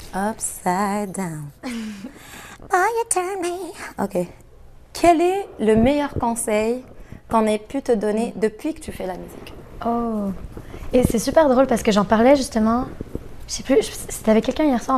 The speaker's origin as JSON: {"language": "French", "country": "Algeria", "moved": "yes", "said": "Je viens de l'Algérie"}